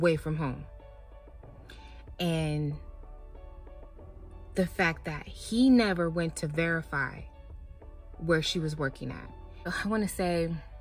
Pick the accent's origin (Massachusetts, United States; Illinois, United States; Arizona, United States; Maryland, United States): Arizona, United States; Phoenix; I am back in my hot ass car in my garage in Phoenix, Arizona